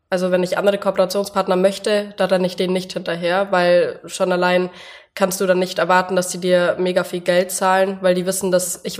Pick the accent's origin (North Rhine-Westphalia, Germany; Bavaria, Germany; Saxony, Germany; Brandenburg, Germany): Bavaria, Germany; Ich komme aus dem Allgäu und bin 24 Jahre alt